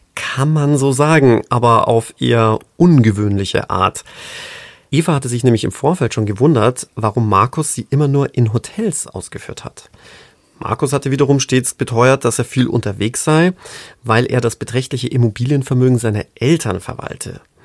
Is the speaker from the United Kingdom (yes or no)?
yes; British / Englishman, England, United Kingdom; als waschechter Brite Englishman, a gentleman